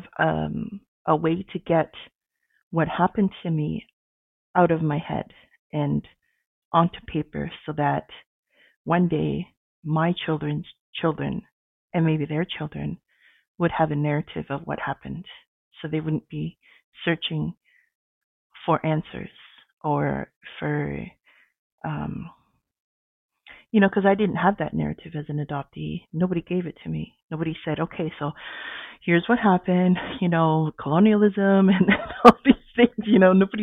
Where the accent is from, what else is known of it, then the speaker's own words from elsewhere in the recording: Sault Ste. Marie, Ontario, Canada; also born or lived in Edmonton, Alberta / Saddle Lake First Nation, Alberta; now in Ottawa, Canada; I was born in Edmonton and adopted and raised in Ontario, in Sault Ste. Marie, Ontario.